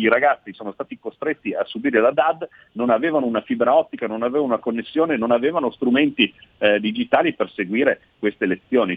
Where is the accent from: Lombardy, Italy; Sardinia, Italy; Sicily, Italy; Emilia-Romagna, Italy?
Lombardy, Italy; Milan; also born or lived in Veneto; sono di Milano ma sono di origine veneta